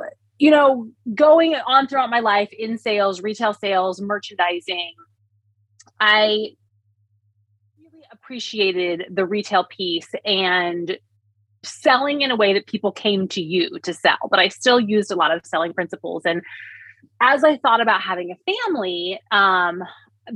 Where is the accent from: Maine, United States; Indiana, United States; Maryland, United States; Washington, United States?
Indiana, United States; moved away; I was from Indiana